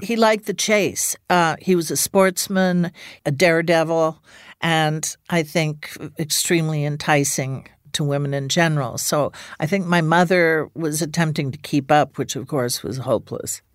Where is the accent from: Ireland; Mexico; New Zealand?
Ireland; moved away; also born or lived in England; I grew up in Ireland